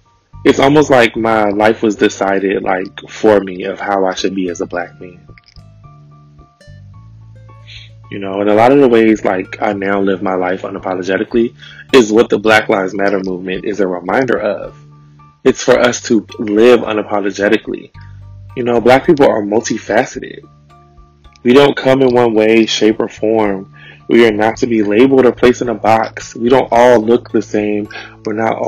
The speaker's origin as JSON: {"language": "English", "town": "Richmond", "region": "Virginia", "country": "United States", "tie": "born or raised there", "said": "growing up in Richmond"}